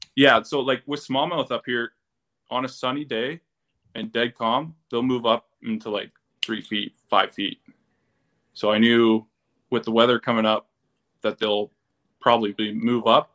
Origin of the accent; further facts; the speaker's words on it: Barrie, Ontario, Canada; I'm from Barrie, Ontario, which is about an hour north of Toronto